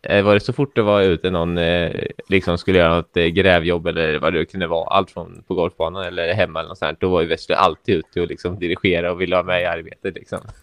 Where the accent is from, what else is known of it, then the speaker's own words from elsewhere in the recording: Norrköping, Östergötland, Sweden; jag eh, är ju också uppväxt i Norrköping